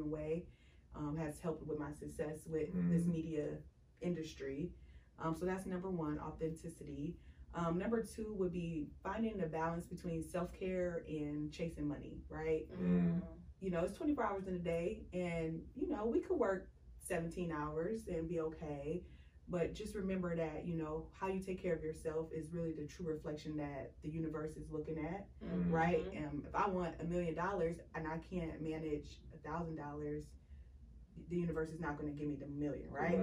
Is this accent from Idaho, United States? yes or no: no; Cleveland, Ohio, United States; we are all from Cleveland